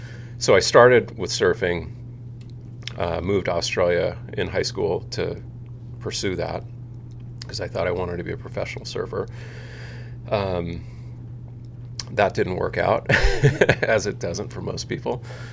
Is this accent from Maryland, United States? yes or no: no; Seal Beach, California, United States; So I grew up in Seal Beach, you know, grew up doing everything a little kid does, and ended up falling in love with surfing when I was probably, I don't know, 11 years old.